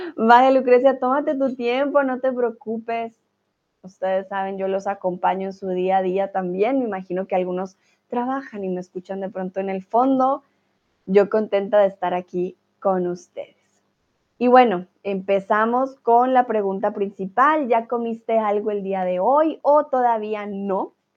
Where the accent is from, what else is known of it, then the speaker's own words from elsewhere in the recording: Colombia; first language Spanish; now in Germany; Soy de Colombia, vivo en Alemania